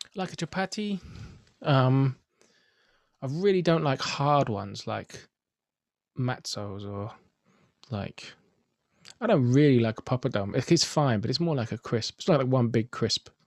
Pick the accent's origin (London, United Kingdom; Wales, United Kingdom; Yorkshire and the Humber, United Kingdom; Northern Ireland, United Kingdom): London, United Kingdom; I'm from Finsbury Park, where since the mid-nineties we've had the fantastic happening bagel bakery